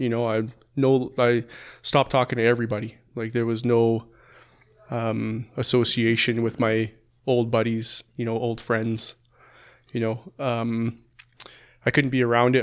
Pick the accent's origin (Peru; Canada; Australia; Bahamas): Canada; Calgary, Alberta; also born or lived in Langdon; I was born and raised in Calgary, lived there for the first fifteen years, then moved to Langdon